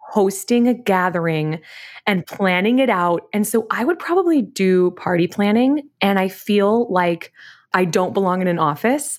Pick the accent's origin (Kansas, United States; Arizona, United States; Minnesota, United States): Kansas, United States; Wichita; I grew up in Wichita, Kansas